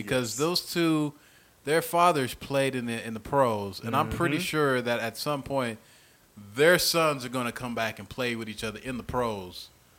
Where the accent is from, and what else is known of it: Graceville, Florida, United States; born or raised there; moved away